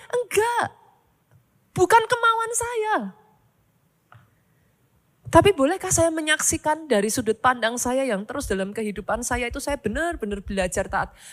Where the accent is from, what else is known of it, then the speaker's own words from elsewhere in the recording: Surakarta, Central Java, Indonesia; Kalau mau ditanya sejak dari awal, saya tuh sangat suka di Solo. Saya tuh orang Solo, saudaraku. I love Solo so much.